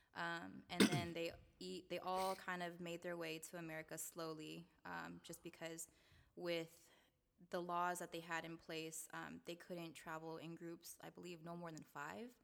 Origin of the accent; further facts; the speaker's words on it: Seattle, Washington, United States; also born or lived in Salt Lake City, Utah; I was born in Salt Lake City, Utah, um, but I moved to Seattle when I was two, so I've been here all my life